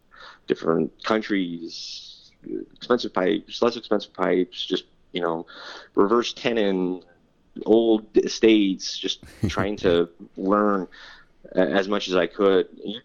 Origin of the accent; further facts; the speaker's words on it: California, United States; And that's just something I think as a Californian I took for granted, and always in a state of drought and just doesn't rain that much.